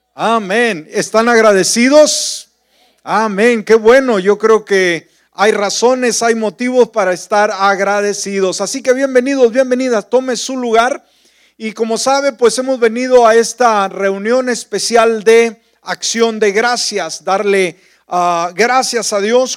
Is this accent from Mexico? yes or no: yes; northern Mexico, Mexico; moved away; mi pueblo, a la cabalgata, eh, pues toda la gente andaba de sombrero, de botas, la tradición, la parte norte de la República Mexicana, el lugar donde yo nací.